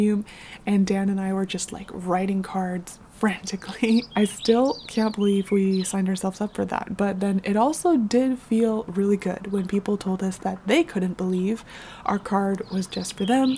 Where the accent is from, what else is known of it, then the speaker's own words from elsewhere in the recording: Canada; I'm born and raised in North America, specifically Canada